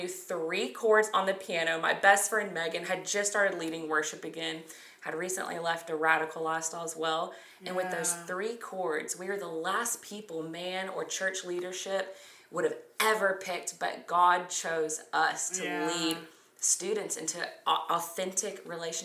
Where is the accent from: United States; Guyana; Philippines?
United States; the South; we grew up in the South